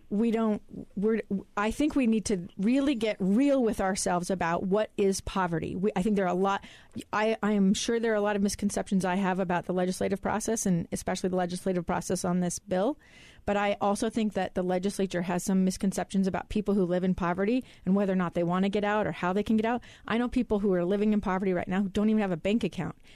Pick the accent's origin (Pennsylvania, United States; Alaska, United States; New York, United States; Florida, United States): Alaska, United States; I know people who are that poor in my hometown of Alaska